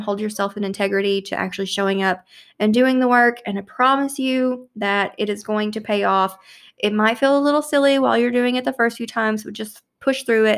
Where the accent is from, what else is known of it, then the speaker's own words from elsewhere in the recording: Louisville, Kentucky, United States; here in, in my hometown of Louisville